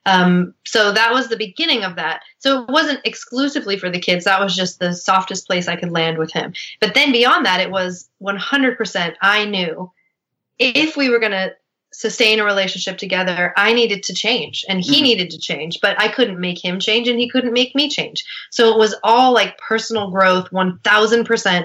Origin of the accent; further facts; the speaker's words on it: Seattle, Washington, United States; I am from Seattle.